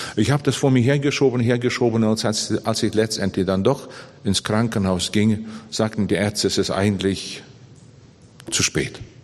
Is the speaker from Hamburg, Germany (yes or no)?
no; Bavaria, Germany; bei uns in Bayern